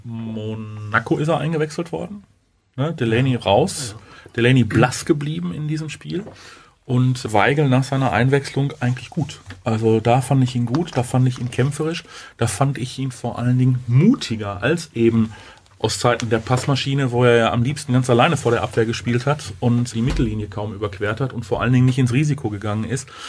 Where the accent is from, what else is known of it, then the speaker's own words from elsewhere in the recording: Germany; wir als, als, als Deutsche